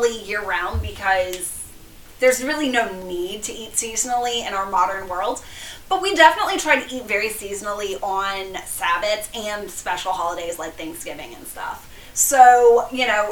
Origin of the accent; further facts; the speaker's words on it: Cajun, Louisiana, United States; I'm Cajun